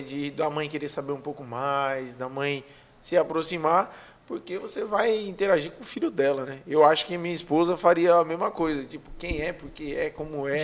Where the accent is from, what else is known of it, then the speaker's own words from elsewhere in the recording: São Paulo, Brazil; now in Maracanaú, Brazil; Eu sou forasteiro, né? Sou de São Paulo, mas vim para cá